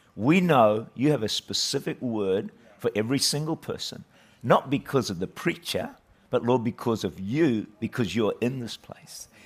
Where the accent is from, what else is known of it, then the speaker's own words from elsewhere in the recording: Auckland, New Zealand; I was raised uh, in the middle of town in Auckland there, great city of Auckland, great nation of New Zealand